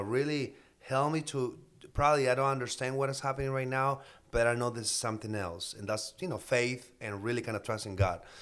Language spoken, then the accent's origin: English; Mexicali, Baja California, Mexico; moved away as an adult; now in United States; I'm from Baja, Mexico, Mexicali. I moved to the States in two thousand two